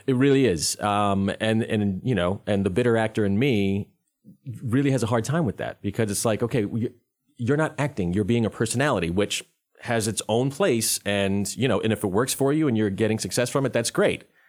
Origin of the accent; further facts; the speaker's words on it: Rhode Island, United States; moved away as an adult; also born or lived in North Carolina; I'm originally from Rhode Island. I'm not from North Carolina.